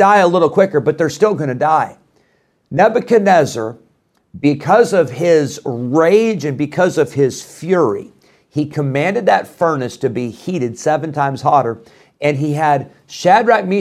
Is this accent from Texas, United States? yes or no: no; Illinois, United States; moved away; When I was growing up in Illinois, we had a wood burning stove